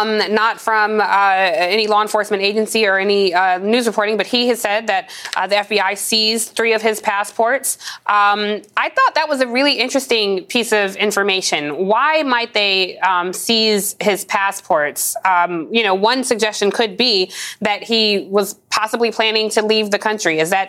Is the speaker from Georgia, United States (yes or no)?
yes; Atlanta, Georgia, United States; It's my neck of the woods. I grew up in Atlanta.